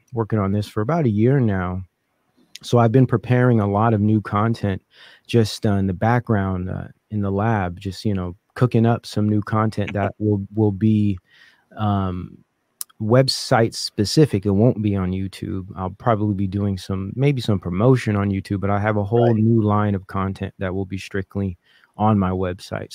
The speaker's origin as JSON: {"language": "English", "region": "California", "country": "United States", "also_born_or_lived": "Silicon Valley, California / Oakland, California", "said": "I'm from California. I've lived in the Silicon Valley years ago"}